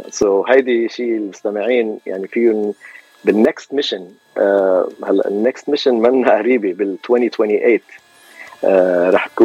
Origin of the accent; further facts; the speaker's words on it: Lebanon; moved away as an adult; now in Los Angeles, United States; من لبنان خلقت وربيت بلبنان آه و... و جيت على امريكا وصار لي هون تقريب ال 32 سنه